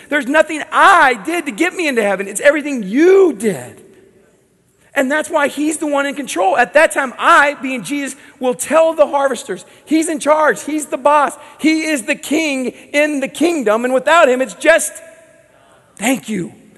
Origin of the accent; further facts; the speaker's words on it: Southern California, United States; I grew up in Southern California